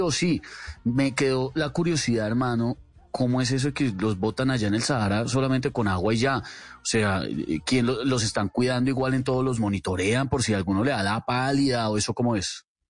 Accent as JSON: {"language": "Spanish", "country": "Colombia", "said": "Los colombianos somos creativos, los colombianos la damos."}